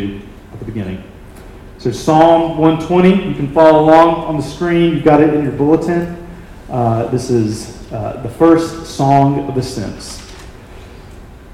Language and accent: English; Birmingham, Alabama, United States; my hometown of Birmingham, Alabama